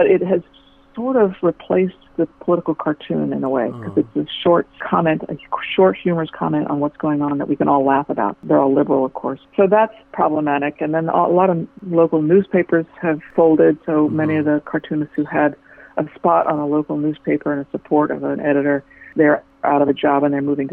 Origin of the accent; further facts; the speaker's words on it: Washington, District of Columbia, United States; I grew up in Washington, D.C., and my father was a physician